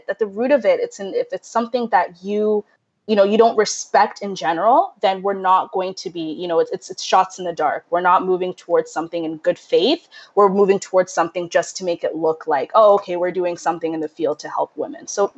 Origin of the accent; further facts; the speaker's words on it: Kenya; moved away; we're immigrants from Kenya. We moved here in 2003. So when you're kind of in a new place and, you know, in a new country